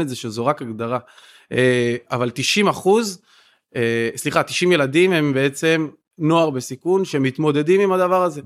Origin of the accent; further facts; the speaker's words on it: Kiryat Yam, Haifa District, Israel; אני ילד פריפריה גדלתי והתחנכתי בקריית ים